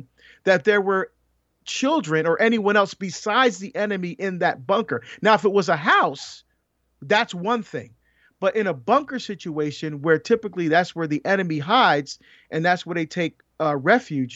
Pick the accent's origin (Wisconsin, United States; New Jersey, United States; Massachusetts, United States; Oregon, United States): New Jersey, United States; near Paterson; Patterson, New Jersey, which is near where I grew up